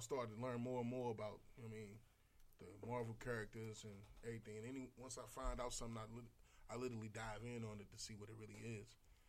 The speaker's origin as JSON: {"language": "English", "town": "St. Louis", "region": "Missouri", "country": "United States"}